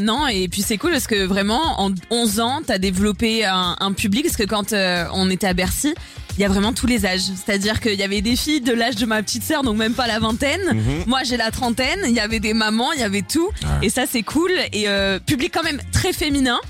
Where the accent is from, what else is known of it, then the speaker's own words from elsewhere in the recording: Bordeaux, Nouvelle-Aquitaine, France; Je viens de Bordeaux